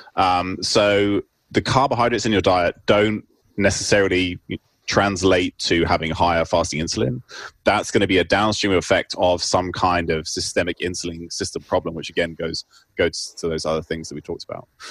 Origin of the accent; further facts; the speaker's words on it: United Kingdom; moved away as an adult; also born or lived in Cambridge / Oxford; now in Seattle, United States; I currently work in Seattle. I'm a I'm a research professor at the University of Washington, um, but I grew up in the UK, as you can probably tell from my accent